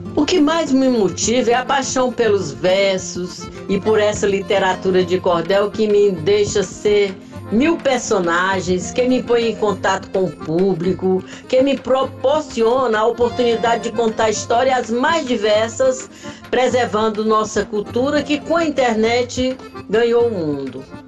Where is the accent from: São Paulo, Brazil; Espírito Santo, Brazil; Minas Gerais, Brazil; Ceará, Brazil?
Ceará, Brazil; Ipueiras; now in Rio de Janeiro, Brazil; Eu nasci em Ipueiras, terra boa é meu lugar. Sou cearense da Gema tenho orgulho em falar